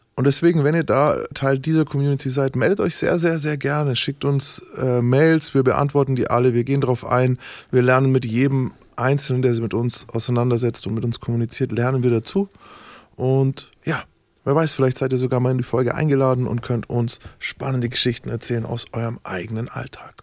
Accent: Nuremberg, Bavaria, Germany; ich bin Nürnberger

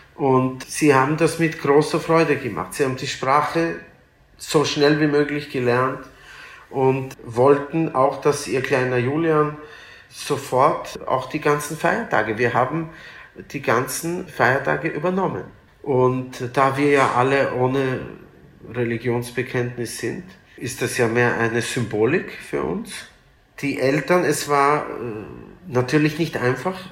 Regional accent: Vienna, Austria; also born or lived in Lithuania; aber Wien ist mein Zuhause. Natürlich fühle ich mich wahrscheinlich mehr als Wiener

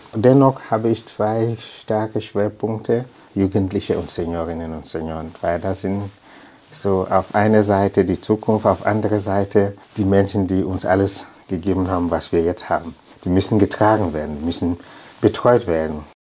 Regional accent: Limbe, Southwest Region, Cameroon; German is a second language; moved away as an adult; now in Heubach, Germany; Ich habe in Limbe gewohnt. Ich bin dort aufgewachsen, in die Schule gegangen.

